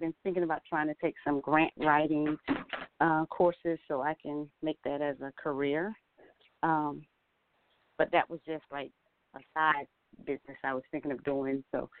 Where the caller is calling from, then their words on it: Georgia, United States; I'm calling from Georgia.